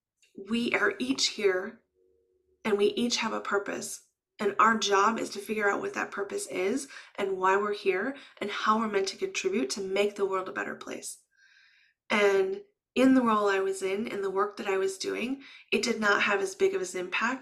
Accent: Midwest, United States; first language English; I was raised in the Midwest

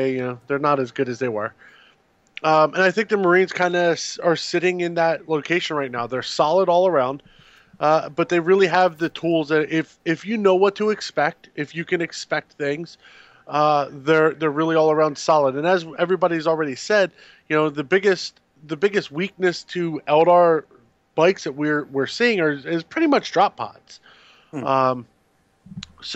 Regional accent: United States; I grew up outside of the Bible Belt

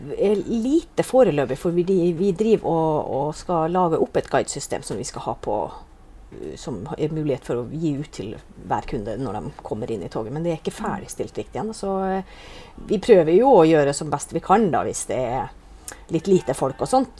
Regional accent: Northern Norway, Norway; moved away as an adult; also born or lived in Oslo; now in Narvik, Norway; jeg er fra Nord-Norge sjøl

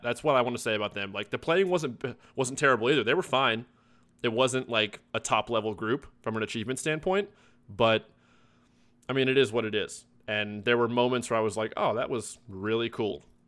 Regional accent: Louisville, Kentucky, United States; I'm from Louisville

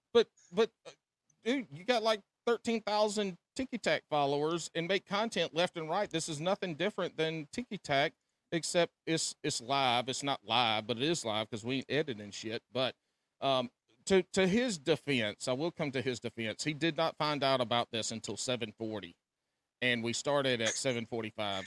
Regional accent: South Carolina, United States; now in North Carolina, United States; I grew up in South Carolina. Now been in been in the Carolinas my whole life

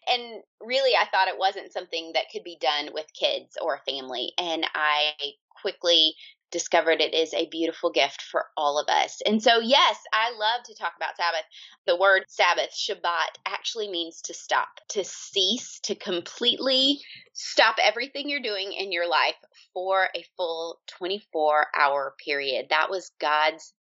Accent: Georgia, United States; moved away as an adult; now in Omaha, United States; We are originally from Georgia. That's where I grew up

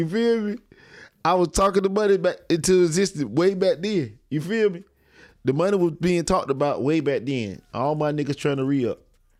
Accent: Bainbridge, Georgia, United States; now in Tallahassee, United States; Like I'm from Bainbridge, but Tallahassee is where I really represent.

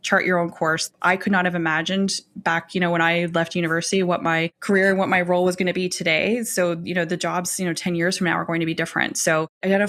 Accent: Alberta, Canada; also born or lived in Calgary; now in Toronto, Canada; I live in Toronto, but I'm from Alberta.

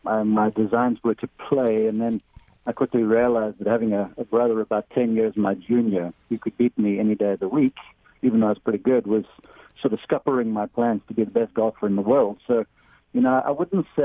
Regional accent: South Africa; moved away as an adult; now in United States; I'm from South Africa originally, now American citizen

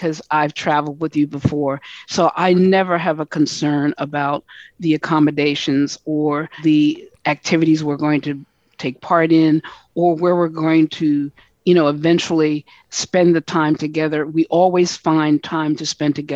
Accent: United States; we're all from the United States

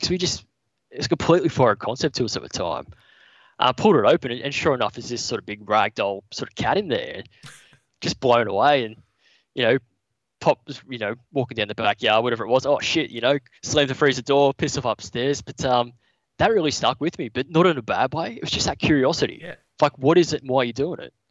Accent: Newcastle, New South Wales, Australia; also born or lived in Brisbane; based in Newcastle. Yep. Um, spent most of my life living around here

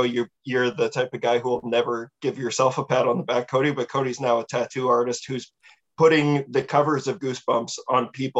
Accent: Canada; so we are from Canada.

